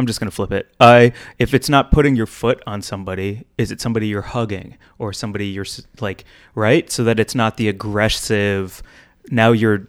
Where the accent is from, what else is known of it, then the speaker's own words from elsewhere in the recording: Missouri, United States; I'm from Missouri.